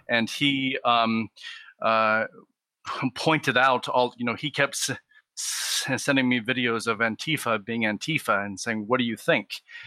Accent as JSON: {"language": "English", "town": "Portland", "region": "Oregon", "country": "United States", "tie": "born or raised there", "moved": "as an adult", "lives_now": "Los Angeles, United States", "said": "I grew up in Portland, Oregon"}